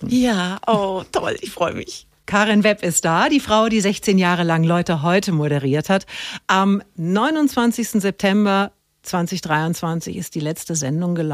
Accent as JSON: {"language": "German", "area": "Franconia", "region": "Bavaria", "country": "Germany", "tie": "born or raised there", "moved": "as an adult", "lives_now": "Munich, Germany", "said": "es ist in, in Oberbayern auch sehr schön, aber Franken bleibt einfach meine Heimat."}